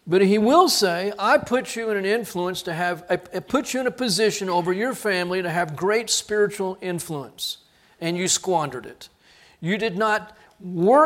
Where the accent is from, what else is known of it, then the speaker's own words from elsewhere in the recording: United States; as Americans